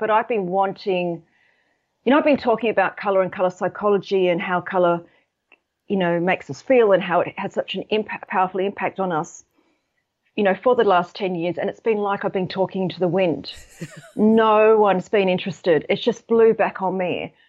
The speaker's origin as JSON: {"language": "English", "town": "Sydney", "region": "New South Wales", "country": "Australia", "moved": "yes", "lives_now": "United Kingdom", "said": "I'm actually based in the U K, but I'm, I'm from Sydney."}